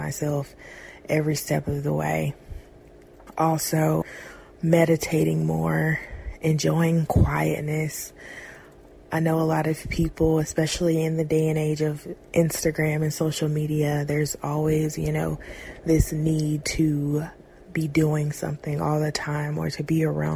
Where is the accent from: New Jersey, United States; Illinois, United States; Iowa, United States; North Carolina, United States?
North Carolina, United States; Fayetteville; I am 23 years old and I am from Fayetteville, North Carolina.